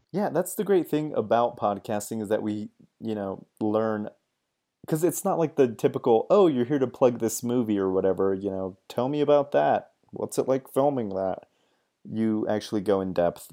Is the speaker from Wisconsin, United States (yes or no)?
yes; Wisconsin, United States; accent: Wisconsin; moved away; also born or lived in Texas; my, my Wisconsin accent